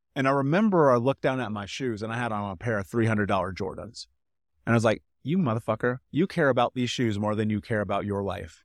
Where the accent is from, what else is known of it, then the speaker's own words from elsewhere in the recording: Indianapolis, Indiana, United States; moved away as an adult; I grew up in Indianapolis